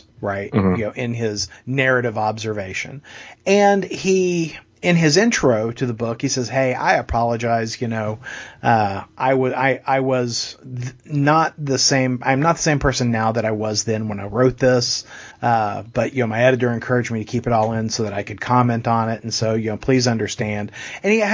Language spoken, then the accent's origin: English; Texas, United States; I'm a Texan